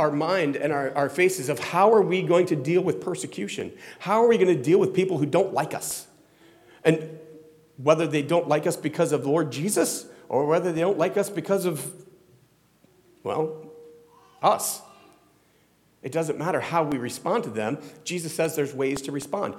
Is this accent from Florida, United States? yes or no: yes; Florida, United States; also born or lived in Ohio; now in New Jersey, United States; I grew up in Florida